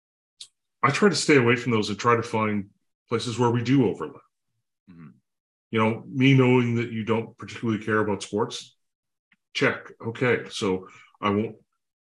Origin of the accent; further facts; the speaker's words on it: Canada; I'm a Canadian, I'm a dad, I have two kids